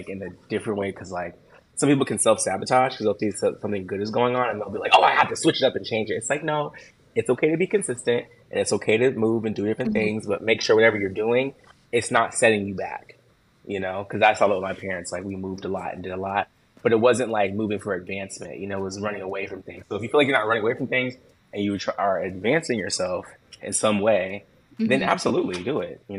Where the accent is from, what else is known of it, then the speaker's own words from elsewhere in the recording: Washington, United States; moved away as an adult; also born or lived in Seattle; now in New York City, United States; I was born in Seattle, but I've lived all over the state. And, you know, college and high school, mostly in Washington